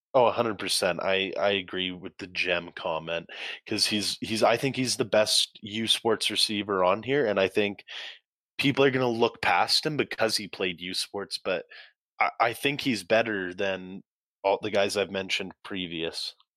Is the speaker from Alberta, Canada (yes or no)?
yes; Calgary, Alberta, Canada; I'm from Calgary